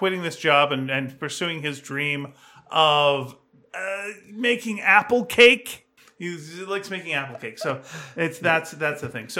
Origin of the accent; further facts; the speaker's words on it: Canada; You got to see all Canadian movies as a Canadian. We don't do a lot of them.